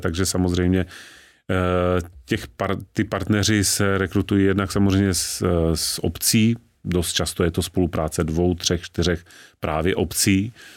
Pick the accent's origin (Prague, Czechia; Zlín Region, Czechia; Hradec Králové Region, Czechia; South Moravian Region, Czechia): South Moravian Region, Czechia; Znojmo; Já sám jsem narozen ve Znojmě, což je deset kilometrů od hranic s Rakouskem